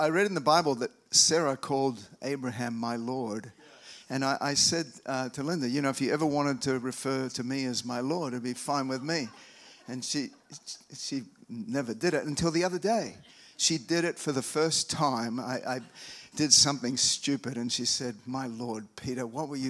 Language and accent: English; Australia; now in United States; I'm from Australia, but I've lived over here for a long time.